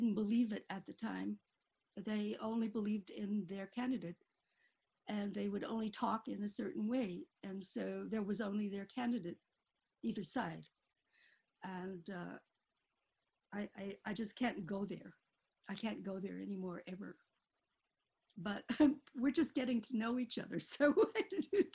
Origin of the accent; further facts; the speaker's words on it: Needles, California, United States; moved away; I grew up in Needles, California, which is a very tiny town in the Mojave Desert